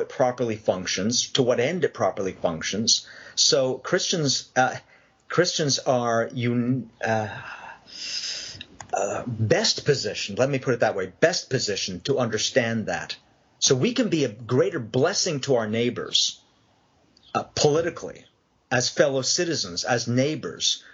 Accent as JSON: {"language": "English", "country": "Canada", "tie": "born or raised there", "moved": "yes", "lives_now": "Long Island, United States", "said": "Raised Canadian"}